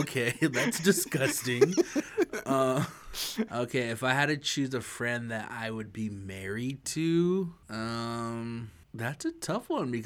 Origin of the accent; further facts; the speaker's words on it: Idaho, United States; I'm from Idaho, but we ain't that redneck